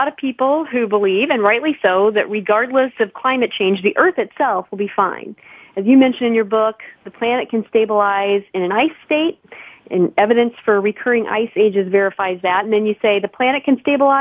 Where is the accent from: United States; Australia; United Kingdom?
United States; Illinois; I'm from Illinois